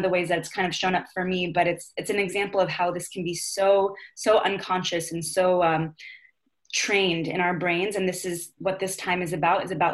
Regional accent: Orange County, California, United States; I grew up in Orange County, California, which is predominantly white

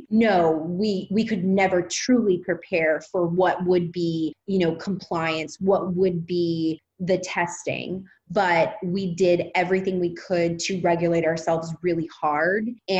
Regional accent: Louisiana, United States; now in Los Angeles, United States; Yeah, Louisiana. I'm a Southern Belle.

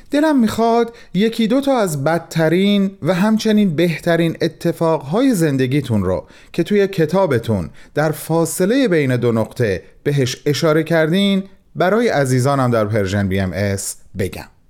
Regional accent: Mashhad, Razavi Khorasan, Iran; به عنوان یک مشهدی

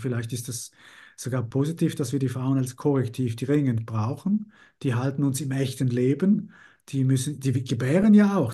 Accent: Italy; als Italiener

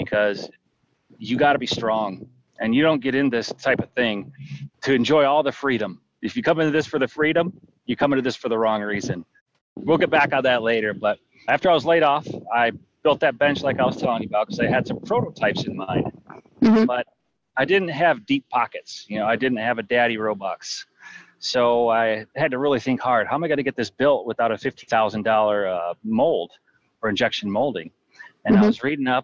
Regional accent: Jackson, Michigan, United States; moved away as an adult; I grew up in Jackson, Michigan

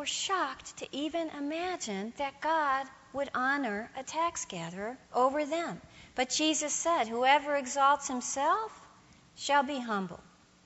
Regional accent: United States; I'm a Protestant and I'm an American

